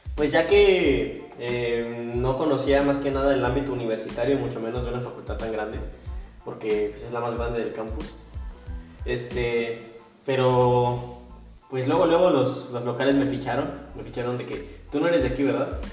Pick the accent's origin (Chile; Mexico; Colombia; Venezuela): Mexico; Morelia, Michoacán; moved away as an adult; now in Monterrey, Mexico; soy de Morelia, Michoacán, muy bonita ciudad, colonial